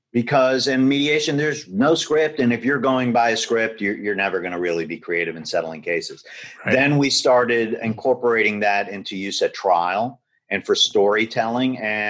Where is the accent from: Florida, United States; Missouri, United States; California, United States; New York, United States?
Florida, United States; Miami; moved away as an adult; now in Los Angeles, United States; I'm from Miami originally. Okay. And I started my practice in 1995 in Miami. Then moved out here and opened the office in 2000.